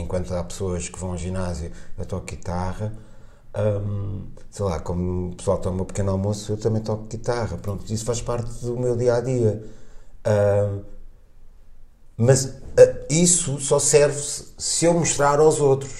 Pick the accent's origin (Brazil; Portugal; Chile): Portugal; nós como portugueses